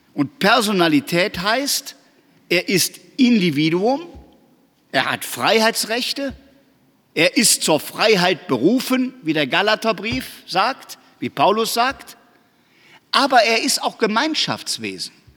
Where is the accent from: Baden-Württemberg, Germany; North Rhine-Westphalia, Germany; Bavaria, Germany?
North Rhine-Westphalia, Germany; Aachen; ich weiß das als Aachener